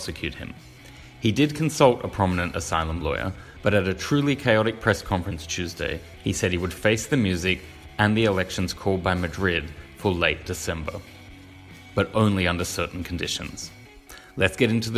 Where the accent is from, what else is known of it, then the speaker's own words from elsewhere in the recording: Australia; moved away as an adult; now in Belgium; I grew up in Australia, but my background was Scottish and Finnish